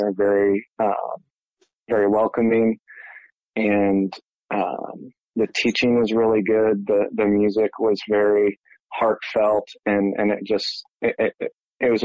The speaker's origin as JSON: {"language": "English", "town": "Toledo", "region": "Ohio", "country": "United States", "also_born_or_lived": "Cincinnati, Ohio", "moved": "as an adult", "said": "I'm originally from Toledo, Ohio."}